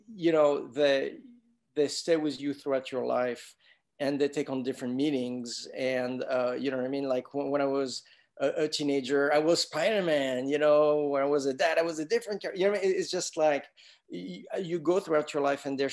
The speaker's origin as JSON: {"language": "English", "country": "France", "tie": "born or raised there", "moved": "yes", "said": "I grew up in France"}